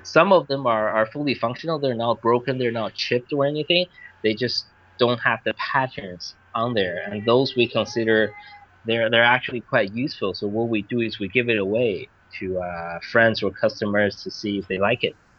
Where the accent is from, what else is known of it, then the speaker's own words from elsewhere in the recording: Vancouver, British Columbia, Canada; moved away as an adult; also born or lived in Beijing, China; now in China; I grew up in Vancouver, actually, Vancouver, Canada.